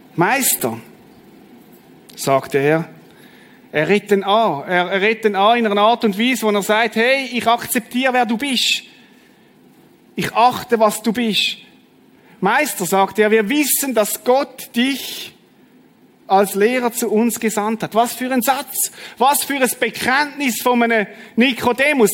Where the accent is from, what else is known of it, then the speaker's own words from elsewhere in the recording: Schaffhausen, Switzerland; ich bin im Kanton Schaffhausen aufgewachsen